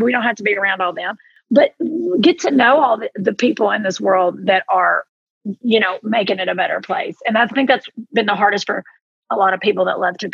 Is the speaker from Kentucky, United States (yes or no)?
yes; Southeastern Kentucky, United States; accent: thick Southern; moved away; I'm from Southeastern, which is where, I'm where Kentucky, Tennessee, and Virginia all come together at the Cumberland Gap.